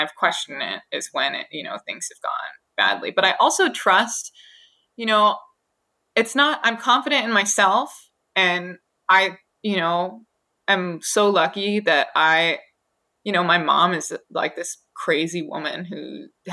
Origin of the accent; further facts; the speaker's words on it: Hawaii, United States; two of my friends that I grew up with in Hawaii